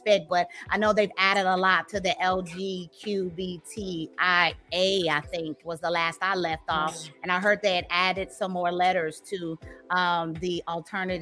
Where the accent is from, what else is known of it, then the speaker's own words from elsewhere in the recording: St. Petersburg, Florida, United States; now in Dallas, United States; I grew up in the South, right? In the South, I grew up in Florida, St. Pete, you know, St. Petersburg, Florida